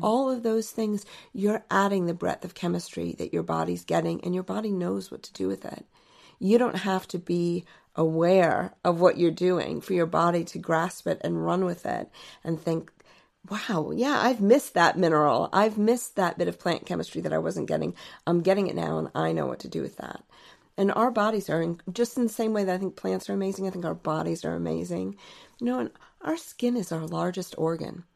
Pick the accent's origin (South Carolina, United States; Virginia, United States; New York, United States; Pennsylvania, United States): Virginia, United States; Alexandria; I grew up in Alexandria, Virginia, and my parents had a garden